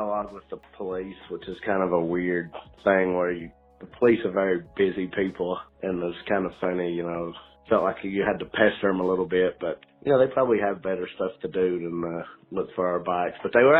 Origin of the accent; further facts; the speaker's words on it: Clintwood, Virginia, United States; now in Petaluma, United States; I'm from Clintwood, Virginia. Currently live in Petaluma, California.